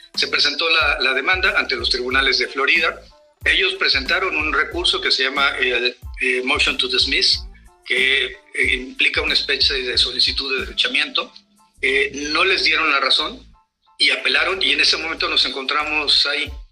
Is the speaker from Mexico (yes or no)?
yes; Mexico; como mexicanos y mexicanas